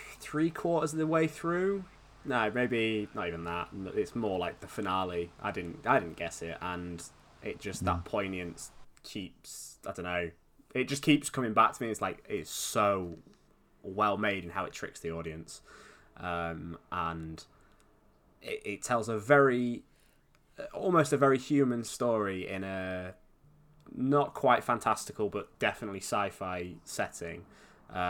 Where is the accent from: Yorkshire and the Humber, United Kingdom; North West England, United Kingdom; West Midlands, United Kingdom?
Yorkshire and the Humber, United Kingdom; Scunthorpe; moved away as an adult; now in Southampton, United Kingdom; my hometown is Scunthorpe, and I moved to Southampton for university and sort of just stayed here, really